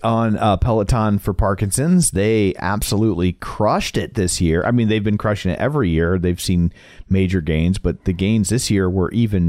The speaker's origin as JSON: {"language": "English", "town": "St. Louis", "region": "Missouri", "country": "United States", "said": "we're from St. Louis."}